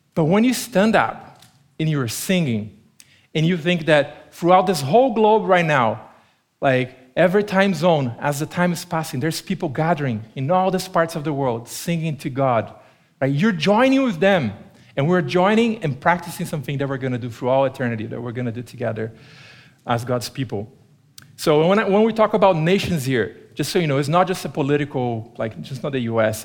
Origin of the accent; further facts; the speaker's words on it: Brazil; first language Portuguese; English is a second language; moved away as an adult; now in Tempe, United States; growing up in Brazil, uh, when I was a kid